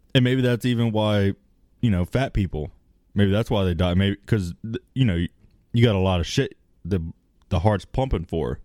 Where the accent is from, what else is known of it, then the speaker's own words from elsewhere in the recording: United States; I'm American